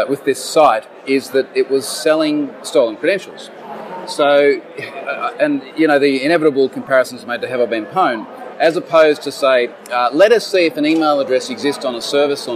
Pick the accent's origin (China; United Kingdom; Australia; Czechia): Australia; I'm an Australian, living in Australia